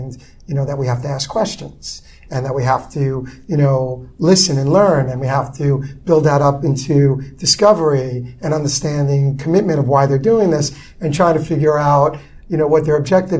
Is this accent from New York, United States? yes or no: yes; New York City, New York, United States; I grew up in Brooklyn in the 70s and the 80s